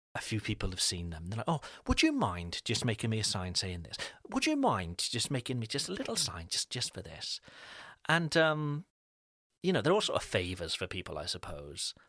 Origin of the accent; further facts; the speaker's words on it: United Kingdom; now in France; as with British parents, um, our, our babies are British